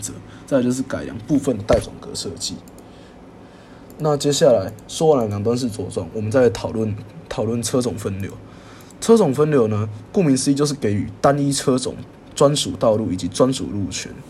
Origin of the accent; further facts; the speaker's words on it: Taiwan; 身为一个台湾人